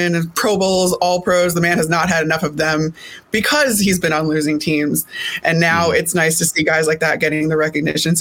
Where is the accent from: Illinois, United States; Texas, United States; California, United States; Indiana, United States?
Illinois, United States; Elmhurst; moved away; I grew up outside of Chicago